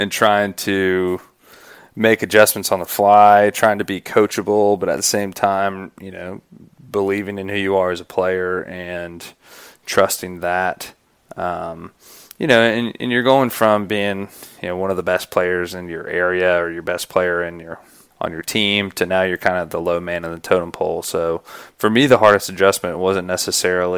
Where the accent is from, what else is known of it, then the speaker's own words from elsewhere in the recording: Greenville, South Carolina, United States; I grew up in Greenville, South Carolina